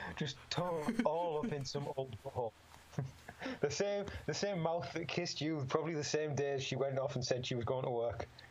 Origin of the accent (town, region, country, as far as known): Middlesbrough, North East England, United Kingdom; born or raised there